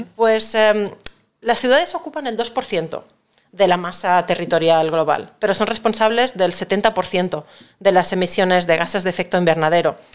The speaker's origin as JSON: {"language": "Spanish", "region": "Catalonia", "country": "Spain", "moved": "yes", "lives_now": "Madrid, Spain", "said": "yo no dejo de ser una catalana afincada en Madrid, soy española"}